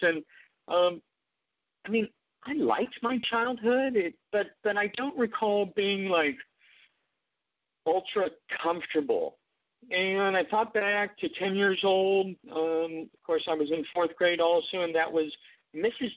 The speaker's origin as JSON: {"language": "English", "town": "Omaha", "region": "Nebraska", "country": "United States", "tie": "born or raised there", "moved": "yes", "said": "I grew up in Omaha, Nebraska"}